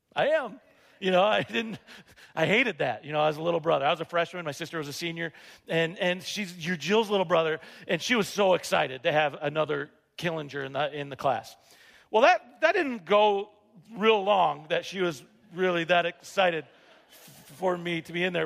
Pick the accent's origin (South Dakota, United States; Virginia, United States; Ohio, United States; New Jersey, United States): South Dakota, United States; Rapid City; moved away as an adult; I grew up here in Rapid City, and I had a Spanish teacher at Rapid City uh, Stevens